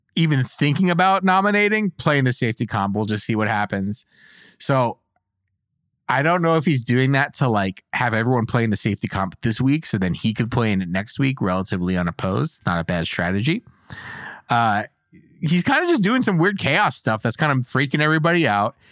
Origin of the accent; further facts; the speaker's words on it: United States; as an American